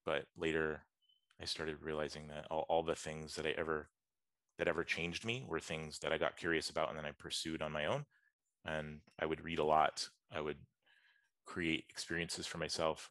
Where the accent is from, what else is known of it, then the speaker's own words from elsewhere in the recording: Atlanta, Georgia, United States; also born or lived in West Coast, United States; I'm from the US. I grew up in Atlanta, Georgia.